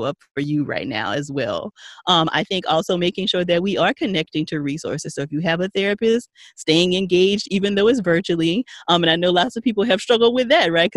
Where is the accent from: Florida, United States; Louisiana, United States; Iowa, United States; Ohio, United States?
Louisiana, United States; Paincourtville; Payne Courtville, Louisiana. Country